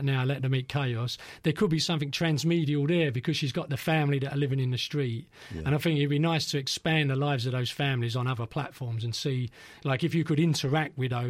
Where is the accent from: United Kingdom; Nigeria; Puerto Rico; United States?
United Kingdom; London; I grew up in East Ham